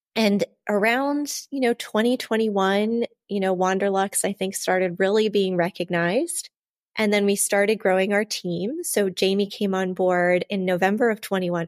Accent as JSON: {"language": "English", "region": "Ohio", "country": "United States", "moved": "yes", "lives_now": "Florham Park, New Jersey, United States", "said": "I'm from Ohio"}